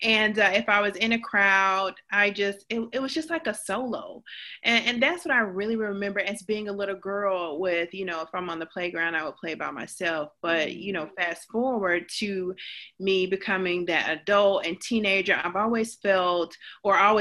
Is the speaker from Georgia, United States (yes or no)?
yes; Georgia, United States; accent: Southern; moved away as an adult; now in New Hampshire, United States; I'm originally from Georgia